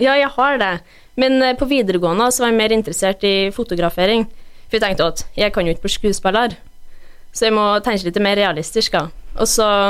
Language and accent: Norwegian; Brekken, Trøndelag, Norway; also born or lived in Røros / Mosjøen / United States; jeg er oppvokst i Brekken